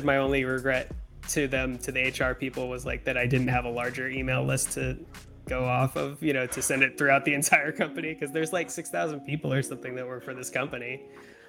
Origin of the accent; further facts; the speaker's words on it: San Diego, California, United States; now in Los Angeles, United States; I grew up in near Del Mar in San Diego.